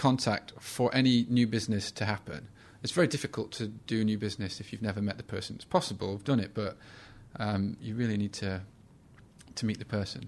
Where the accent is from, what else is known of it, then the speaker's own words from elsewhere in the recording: Sheffield, Yorkshire and the Humber, United Kingdom; the Sheffield Star, which is my hometown